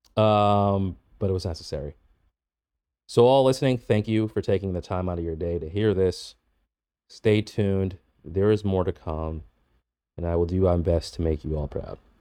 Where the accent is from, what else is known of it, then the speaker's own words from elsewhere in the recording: Boston, Massachusetts, United States; I grew up in Boston, but I rarely ever left the city